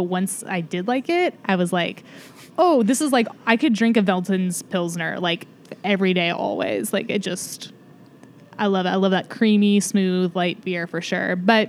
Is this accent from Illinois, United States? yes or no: no; Sonoma County, Northern California, United States; now in Seattle, United States; I'm from Northern California, Sonoma County. So like Russian River, Lagunitas is where I'm from growing up.